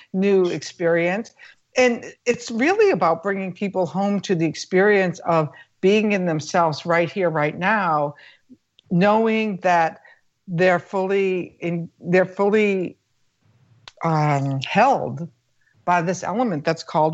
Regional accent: United States; being an American

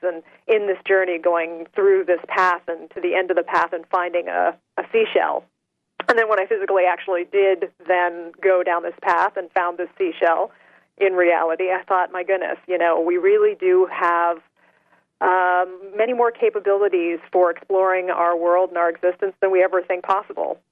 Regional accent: Salem, Massachusetts, United States; I grew up in Salem, Massachusetts

